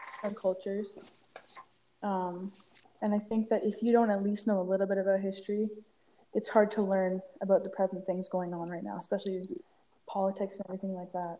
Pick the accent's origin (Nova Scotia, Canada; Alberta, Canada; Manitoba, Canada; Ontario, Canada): Ontario, Canada; Peterborough; also born or lived in Toronto, Ontario; I'm from Peterborough, Ontario, uh, born in Toronto